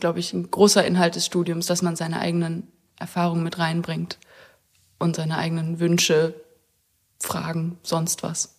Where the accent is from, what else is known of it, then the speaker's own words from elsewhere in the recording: Weimar, Thuringia, Germany; moved away as an adult; now in Görlitz, Germany; Aus Weimar komme ich